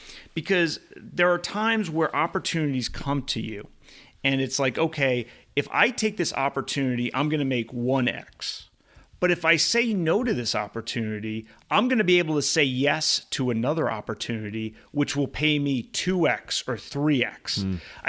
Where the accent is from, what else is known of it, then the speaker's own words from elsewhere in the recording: East Coast, United States; now in California, United States; So I grew up on the East Coast. And until my honeymoon 3 years ago, I had never been to Hawaii. And now that I live in California, Hawaii is very accessible.